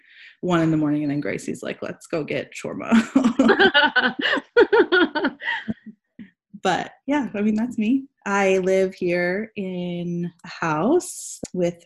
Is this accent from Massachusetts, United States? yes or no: no; San Diego, California, United States; also born or lived in Washington, D.C.; I'm born and raised in San Diego, and I live back in San Diego now